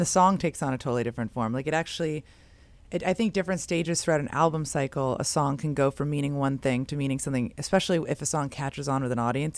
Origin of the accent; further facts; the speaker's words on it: San Francisco, California, United States; I grew up in San Francisco